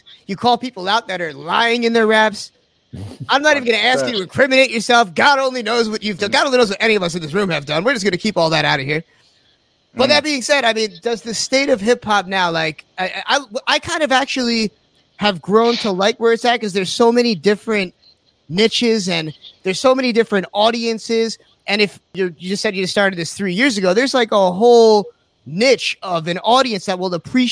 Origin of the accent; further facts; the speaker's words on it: the Hamptons, New York, United States; I'm from the Hamptons